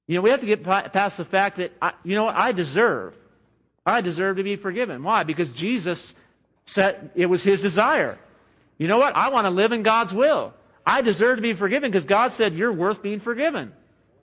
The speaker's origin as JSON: {"language": "English", "country": "United States", "said": "as American Christians"}